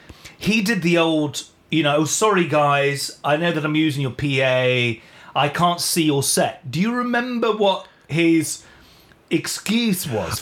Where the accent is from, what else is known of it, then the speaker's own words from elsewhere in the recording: United Kingdom; apparently they felt that us as a British band in LA being there...